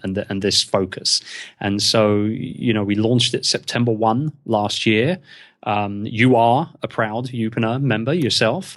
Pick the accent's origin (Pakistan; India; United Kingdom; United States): United Kingdom; England; being English in the podcasting world